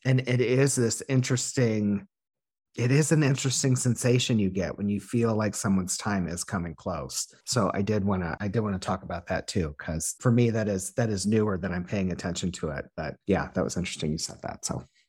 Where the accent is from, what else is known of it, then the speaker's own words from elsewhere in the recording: Illinois, United States; moved away; the area code that I my hometown is